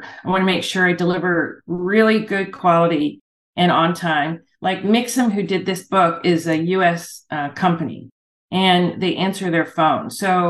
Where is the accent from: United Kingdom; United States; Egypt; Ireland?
Ireland; It's …. Good for you. And it's an Irish word. I'm Irish. And it's an Irish word for wealthy protector.